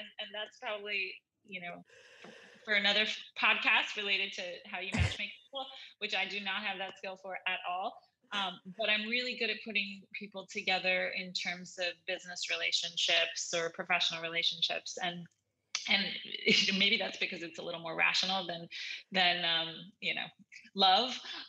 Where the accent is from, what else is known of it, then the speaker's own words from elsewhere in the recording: New York, United States; I'm a New Yorker at heart in the one hand, in terms of public transportation's, you know, kind of my normal jam